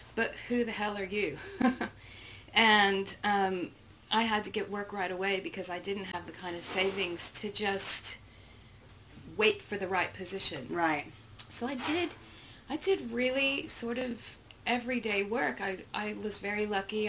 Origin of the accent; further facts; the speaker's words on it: Texas, United States; I'm from Texas